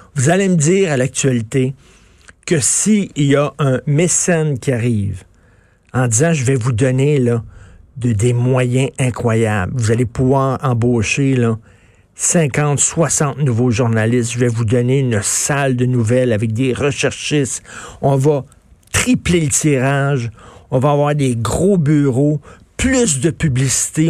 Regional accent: Quebec, Canada

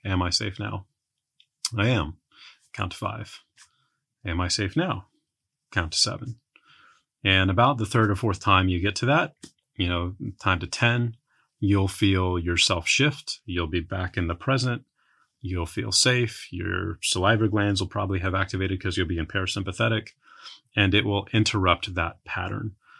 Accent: San Antonio, Texas, United States; moved away as an adult; I grew up in San Antonio

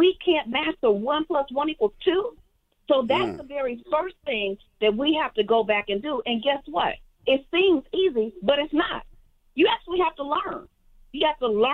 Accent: Chicago, Illinois, United States; I was born and raised in Chicago

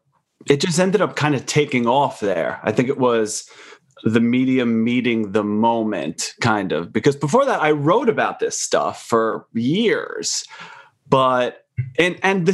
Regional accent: Long Island, New York, United States; I grew up on Long Island

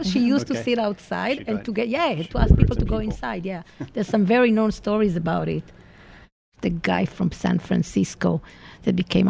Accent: Israel; moved away as an adult; now in New York City, United States; I'm Israeli originally. I grew up in Israel

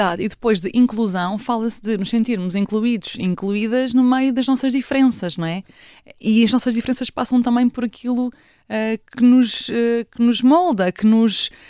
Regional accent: Sandoeira, Santarém District, Portugal; born there; onde eu nasci.

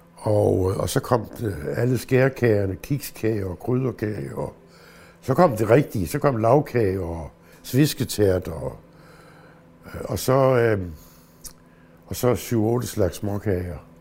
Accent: Southern Jutland, Southern Denmark, Denmark; moved away; jeg er vokset op i Sønderjylland med det sønderjyske

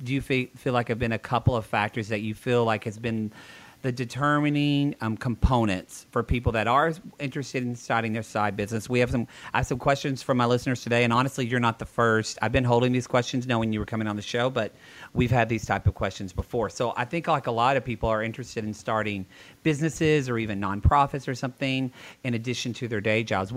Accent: the South, United States; I'm from the South

